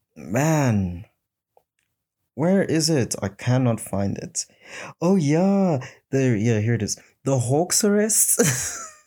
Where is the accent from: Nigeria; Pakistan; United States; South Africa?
South Africa; my people being South African people and the African people